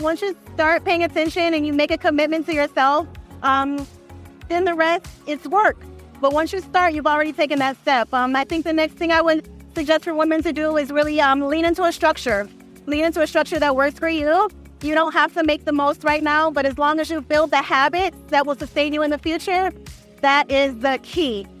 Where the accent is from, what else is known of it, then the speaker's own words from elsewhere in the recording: Detroit, Michigan, United States; I'm from Detroit